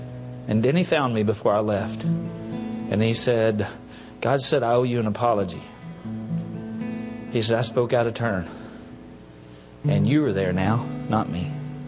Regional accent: Enola, Pennsylvania, United States; from Enola.

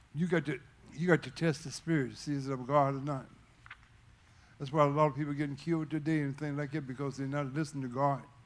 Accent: Fincastle, Virginia, United States; that's where I was raised. I'm originally from Fincastle, Virginia

